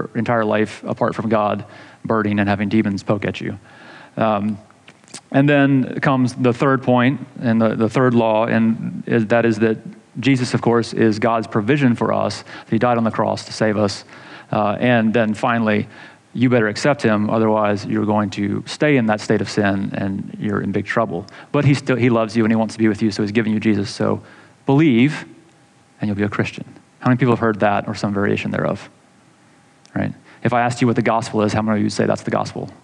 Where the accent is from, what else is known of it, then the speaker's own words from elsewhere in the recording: Atlanta, Georgia, United States; growing up in Atlanta, going to the Georgia Dome